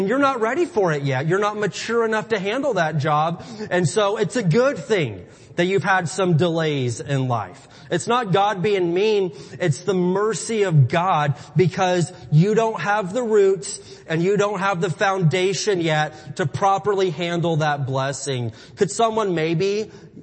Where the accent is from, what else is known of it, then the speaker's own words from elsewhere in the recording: Midwest, United States; moved away; I'm from the Midwest.